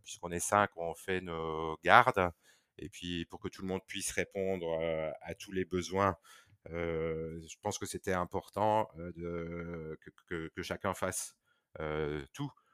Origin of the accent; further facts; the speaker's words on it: Belgium; moved away as an adult; now in Condé-en-Brie, France; je suis belge, donc j'ai fait mes études en Belgique